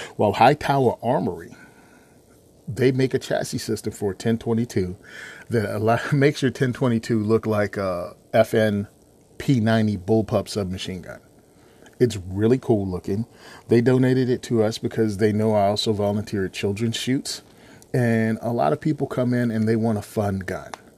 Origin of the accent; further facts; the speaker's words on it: Virginia, United States; I was born and raised in Virginia.